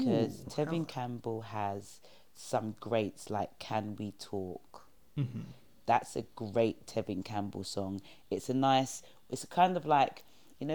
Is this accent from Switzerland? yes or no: no; London, United Kingdom; where I grew up in New Cross, it's an estate